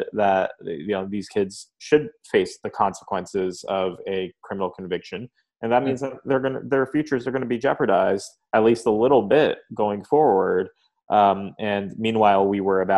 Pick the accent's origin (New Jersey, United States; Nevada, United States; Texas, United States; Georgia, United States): New Jersey, United States; Lawrence Township; I grew up in Lawrence Township, New Jersey, in Mercer County, which is equidistant between Trenton and Princeton